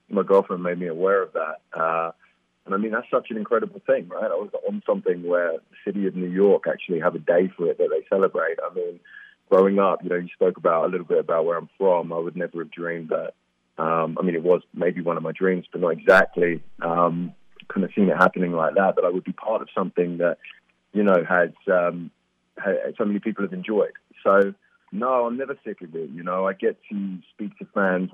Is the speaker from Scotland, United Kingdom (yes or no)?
no; Stevenage, East of England, United Kingdom; moved away; I grew up there, I had a great childhood